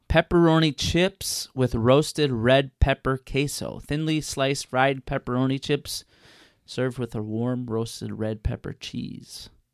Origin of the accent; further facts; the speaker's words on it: Chicago, Illinois, United States; I'm from Chicago